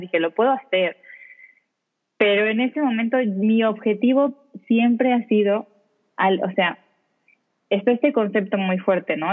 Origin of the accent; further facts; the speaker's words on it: Mexico; moved away as an adult; now in Spain; tengo más o menos cuatro años viviendo acá en España. Yo me fui de México con un objetivo profesional de trabajo directamente